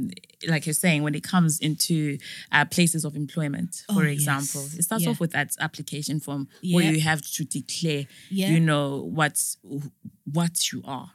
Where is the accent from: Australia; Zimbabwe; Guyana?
Zimbabwe; now in United Kingdom